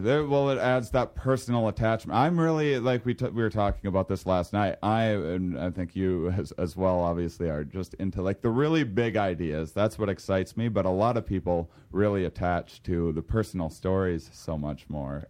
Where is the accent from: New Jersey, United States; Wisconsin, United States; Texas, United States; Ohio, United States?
Wisconsin, United States; La Crosse; I applied for this, um, U W lacrosse in my hometown